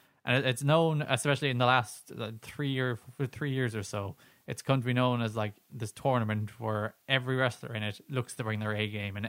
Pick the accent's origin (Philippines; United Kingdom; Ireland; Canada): Ireland; Because we're Irish.